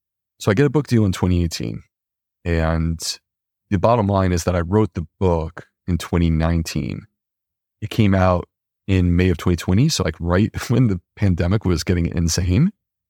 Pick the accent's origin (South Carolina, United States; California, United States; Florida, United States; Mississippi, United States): South Carolina, United States; Charleston; I was humble doctor from Charleston, South Carolina